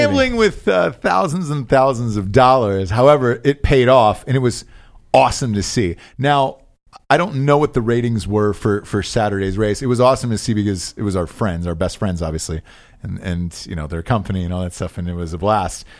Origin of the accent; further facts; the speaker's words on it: Atlanta, Georgia, United States; I'm from Atlanta